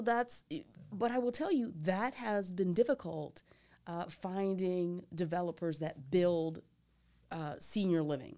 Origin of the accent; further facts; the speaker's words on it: Philadelphia, Pennsylvania, United States; moved away as an adult; also born or lived in Michigan / Massachusetts / New York; now in Nashville, United States; I grew up outside of Philadelphia